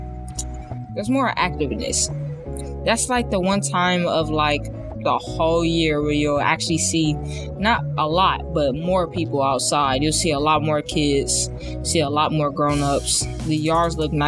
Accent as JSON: {"language": "English", "town": "Cleveland", "region": "Ohio", "country": "United States", "tie": "born or raised there", "lives_now": "South Euclid, United States", "said": "I was born in Cleveland, but now I live in South Euclid"}